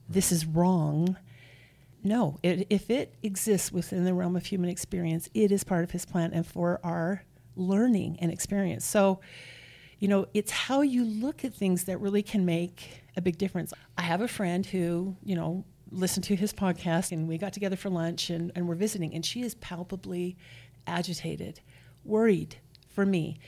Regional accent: Nephi, Utah, United States; raised here in Utah. I'm from Nephi.

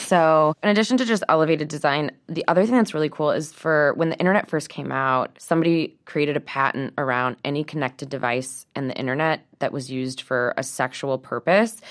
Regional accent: St. Louis, Missouri, United States; I grew up in Saint Louis, Missouri, in the Midwest

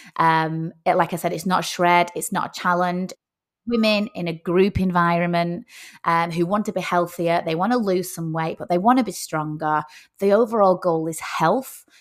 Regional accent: Rochdale, North West England, United Kingdom; moved away as an adult; also born or lived in Oyster Bay, Sutherland Shire, Australia; now in Sutherland Shire, Australia; I am, uh, from a very small town called Rochdale, which is in the north of England.

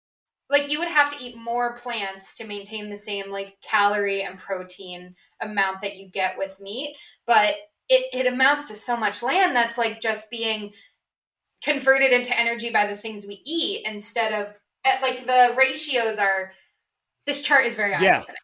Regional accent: United Kingdom; I'm British.

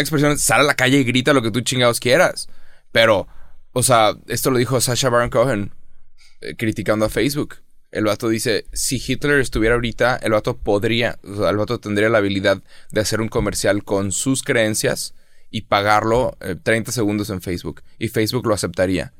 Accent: Mexico; yo, como mexicano

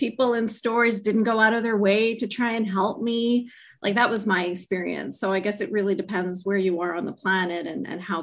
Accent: Canada; I grew up in Canada

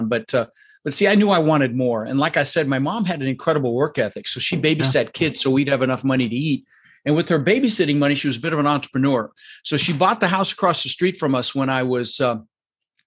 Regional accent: Denver, Colorado, United States; also born or lived in Netherlands; And we ended up in Denver, Colorado

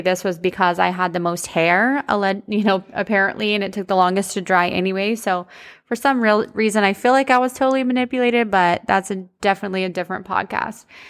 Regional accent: United States; growing up in the country, shout out, if you guys didn't know, I'm from Polk County

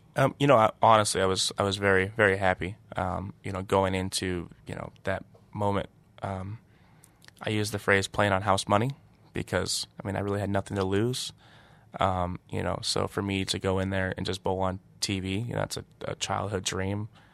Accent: Washington, United States; now in Detroit, United States; my buddy Marshall I grew up bowling against in Washington

